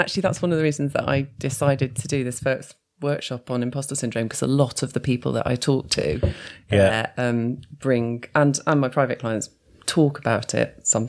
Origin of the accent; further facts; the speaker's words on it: Newport, West Midlands, United Kingdom; moved away; also born or lived in London; I grew up in Shropshire. Yeah. So I grew up in Newport, so not far from Shrewsbury.